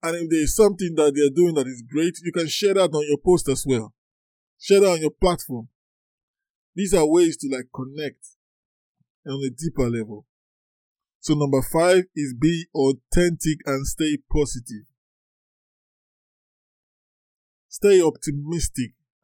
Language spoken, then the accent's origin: English; Nigeria; I'm from Nigeria